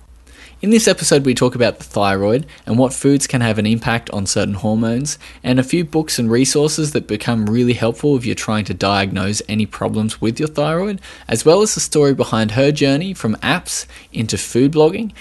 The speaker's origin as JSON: {"language": "English", "country": "Australia"}